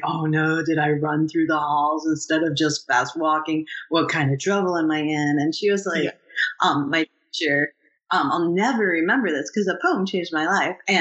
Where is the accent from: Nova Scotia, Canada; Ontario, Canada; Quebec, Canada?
Ontario, Canada; Oxford Mills; moved away; I grew up in Oxford Mills when I was little